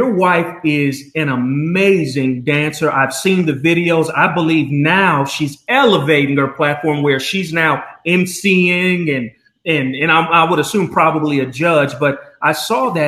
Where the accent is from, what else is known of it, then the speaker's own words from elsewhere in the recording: Albuquerque, New Mexico, United States; moved away as an adult; also born or lived in North Carolina; I am from Albuquerque, New Mexico, born and raised